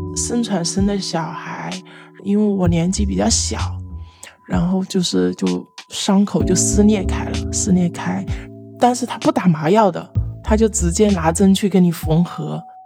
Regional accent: Hunan, China; now in Guangdong, China; 我来自湖南，现在生活在广东。我今年二十六岁

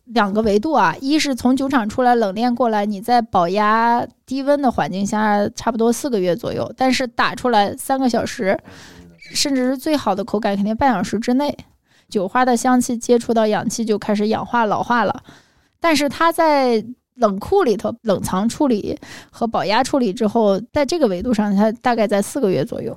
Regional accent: China; 我们的基因不一样，中国人就你看咖啡这么多年喝美式的也是少，我们就要加糖加奶，然后甜鲜香，这就是我们中国人喜欢的东西

